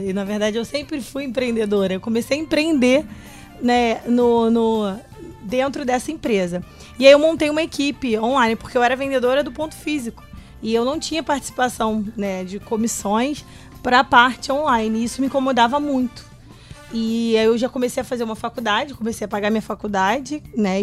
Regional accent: Rio de Janeiro, Brazil; nascida e criada em Madureira

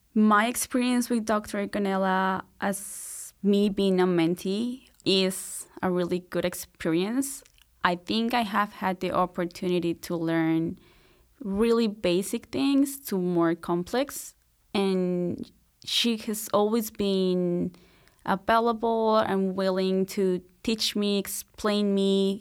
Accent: Bogotá, Colombia; moved away as an adult; now in Marianna, United States; so I'm from Colombia. I was born and raised in Bogota, which is the capital city.

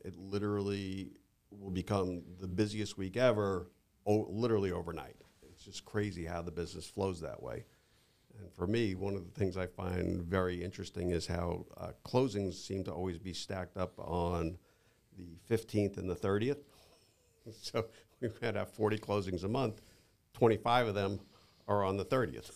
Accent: New York, United States; moved away as an adult; now in Naples, United States; I'm originally from New York

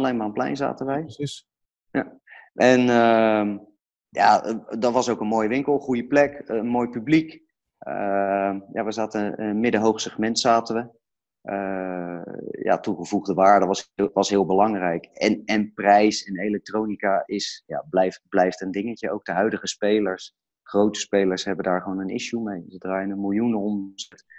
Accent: Delft, South Holland, Netherlands; ik kom zelf uit Delft.

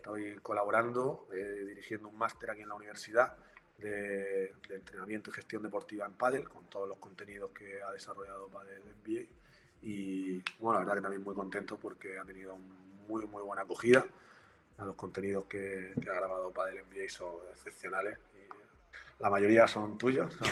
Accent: Region of Murcia, Spain; soy de Murcia también

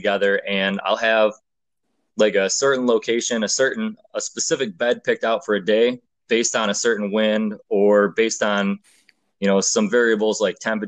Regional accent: New York, United States; moved away as an adult; now in Ohio, United States; I'm originally from New York. I actually uprooted and moved to Ohio last year.

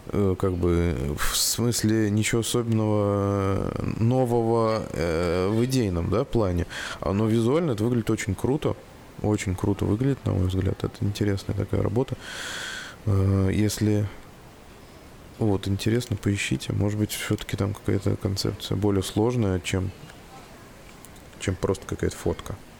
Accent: Saratov, Saratov Oblast, Russia; Не покидает ощущение э, деревни в, в родном городе Саратове

